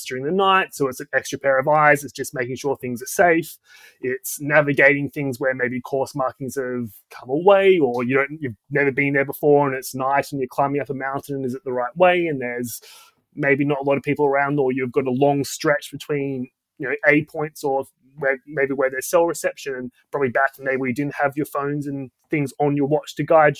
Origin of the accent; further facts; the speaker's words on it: Australia; moved away as an adult; now in London, United Kingdom; I'm Australian, but I've been in London, UK for almost 10 years now